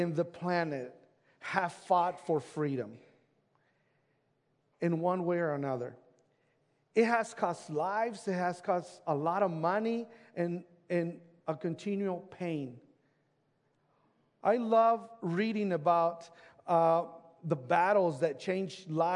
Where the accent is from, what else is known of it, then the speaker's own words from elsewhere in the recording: Mexico; now in United States; I grew up in Mexico, and that's where my brother lives